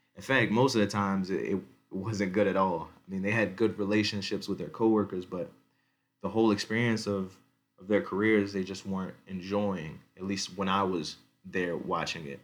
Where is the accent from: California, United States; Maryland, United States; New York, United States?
Maryland, United States; Baltimore County; moved away as an adult; now in Denver, United States; I'm born and raised in Baltimore County, in Maryland. I live right now in Denver, Colorado.